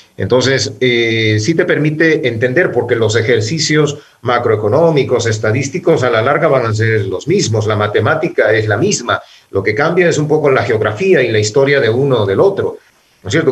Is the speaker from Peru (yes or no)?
no; Quevedo, Los Ríos, Ecuador; moved away as an adult; also born or lived in Guayaquil; now in Quito, Ecuador; yo nací en Guayaquil, luego por, por, motivos familiares tuvimos que trasladarnos a Quevedo, donde yo hice mi escuela primaria y el colegio